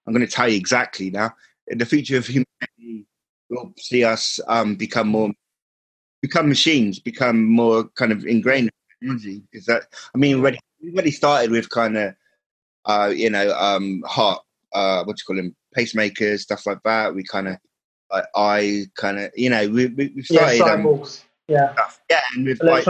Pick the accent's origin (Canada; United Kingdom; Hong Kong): United Kingdom; Cornwall, South West England; We don't get that sort of thing in Cornwall. We're all Cornish.